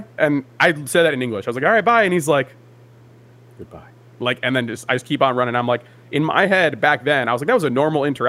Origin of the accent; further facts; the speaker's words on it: United States; also born or lived in Japan; I grew up next to New York. Like, my town is the first town outside of New York.